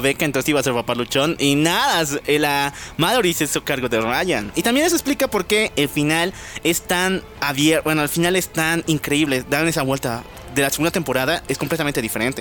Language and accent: Spanish; La Paz, Bolivia; nuestra querida ciudad, La Paz, Bolivia. Ya saben, somos bolivianos